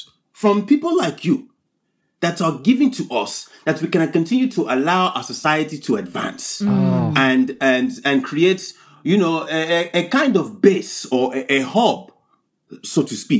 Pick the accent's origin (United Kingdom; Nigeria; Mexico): Nigeria; I'm here from Wakanda. Yes, I'm here fresh. Nigeria is what we call it these days.